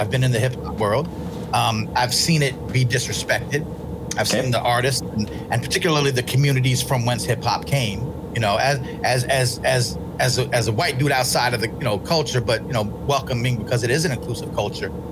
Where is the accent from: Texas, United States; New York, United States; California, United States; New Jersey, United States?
New York, United States; I'm from New York.